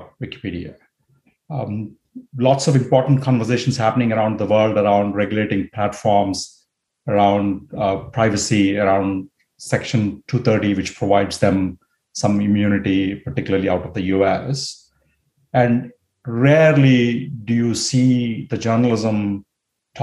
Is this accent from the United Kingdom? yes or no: no; India; moved away as an adult; also born or lived in United States; I grew up in India. I moved to the US to study